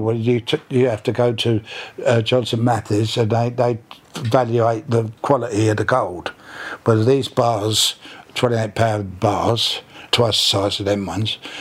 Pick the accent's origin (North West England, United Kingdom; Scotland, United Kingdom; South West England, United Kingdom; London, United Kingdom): London, United Kingdom; born in Battersea uh, in 1932